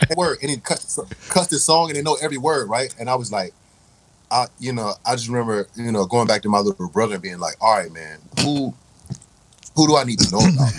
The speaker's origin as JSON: {"language": "English", "town": "Raleigh", "region": "North Carolina", "country": "United States", "moved": "yes", "said": "I say North Carolina, and everybody, oh, you from the country, right? Like, all right, I'm from Raleigh"}